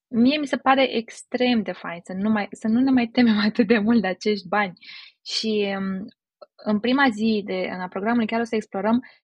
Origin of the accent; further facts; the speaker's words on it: Romania; noi ca români